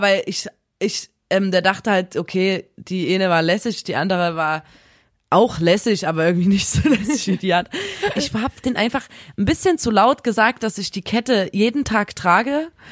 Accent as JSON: {"language": "German", "town": "Chemnitz", "region": "Saxony", "country": "Germany", "said": "kommen wir aus Chemnitz"}